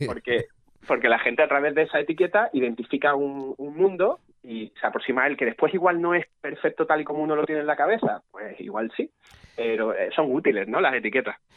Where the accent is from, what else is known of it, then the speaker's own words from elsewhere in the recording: Málaga, Andalusia, Spain; somos de Málaga, muy cerquita